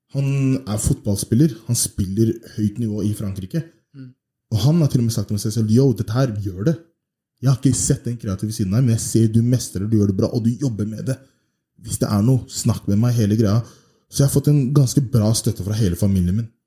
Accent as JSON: {"language": "Norwegian", "region": "Oslo", "country": "Norway", "tie": "born or raised there", "said": "Jeg har bodd i Oslo hele livet. Jeg er opp, eh, oppvokst på vestkanten. Født oppvokst på Majorstuen"}